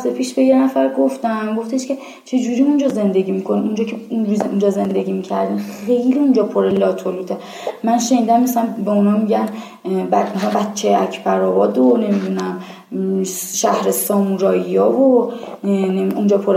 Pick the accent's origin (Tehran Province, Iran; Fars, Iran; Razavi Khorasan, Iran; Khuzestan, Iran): Tehran Province, Iran; Islamshahr; چقدر من خودم کشتم و مرمور می شدم از اینکه بگم بچه اسلام شرم